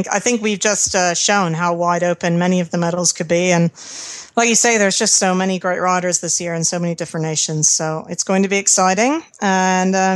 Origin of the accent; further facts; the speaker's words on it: United States; I'm American